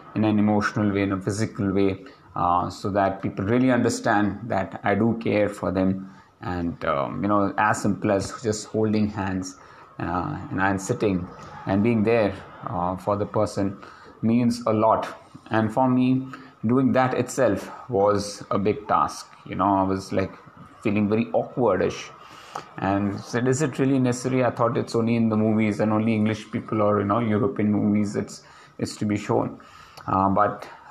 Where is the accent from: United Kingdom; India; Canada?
India; as Indian, or as specifically as Indian men